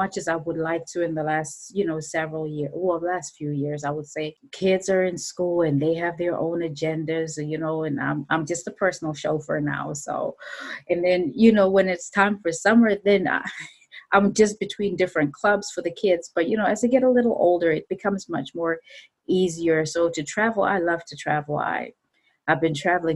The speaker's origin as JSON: {"language": "English", "country": "Zimbabwe", "said": "I'm from Zimbabwe."}